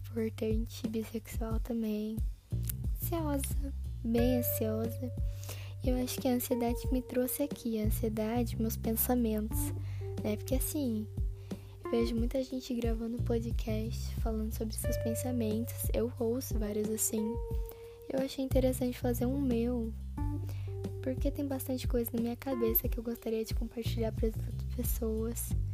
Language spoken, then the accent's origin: Portuguese; Santa Catarina, Brazil; Sou catarinense